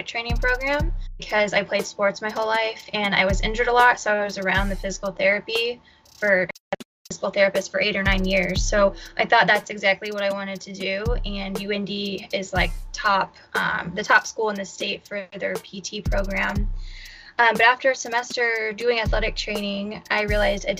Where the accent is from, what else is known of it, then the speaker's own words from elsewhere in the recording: Fort Wayne, Indiana, United States; also born or lived in North Dakota; I moved back to Fort Wayne, which is my hometown